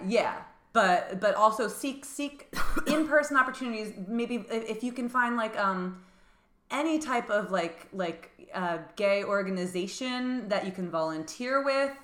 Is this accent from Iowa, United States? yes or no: no; New Jersey, United States; now in New York City, United States; I grew up in New Jersey and I, it, I I lived like an hour away from New York City